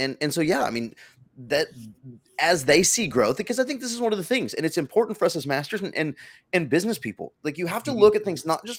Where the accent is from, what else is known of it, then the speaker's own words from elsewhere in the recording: Texas, United States; I'm from Texas.